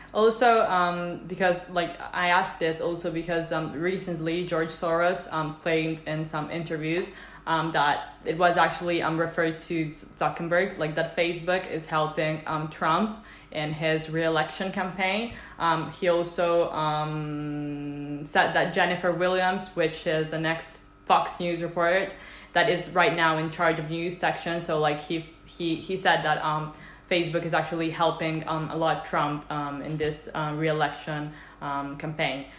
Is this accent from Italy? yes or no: yes; Italy; i come from italy